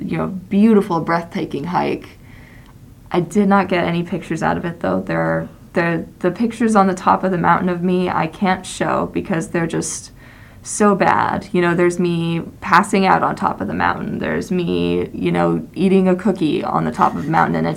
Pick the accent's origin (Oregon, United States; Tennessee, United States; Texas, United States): Texas, United States; I was born in Texas, I was raised in Texas